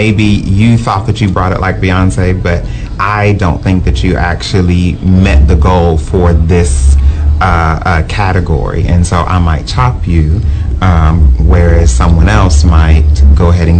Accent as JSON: {"language": "English", "town": "Houston", "region": "Texas", "country": "United States", "said": "as a Houston girl"}